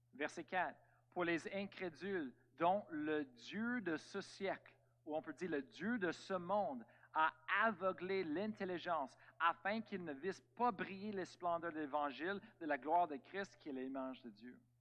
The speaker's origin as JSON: {"language": "French", "country": "Canada", "said": "on est tous des Américains, Amen, Canadiens"}